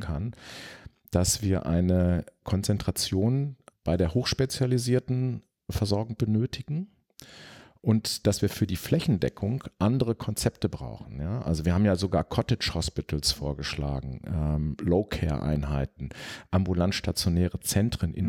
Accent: Sauerland, North Rhine-Westphalia, Germany; ins Sauerland, wo ich aufgewachsen bin

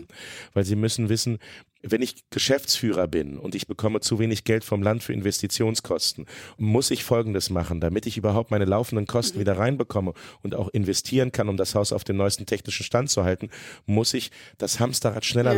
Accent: Hanover, Lower Saxony, Germany; now in Braunschweig, Germany; Ich bin in Hannover geboren und aufgewachsen

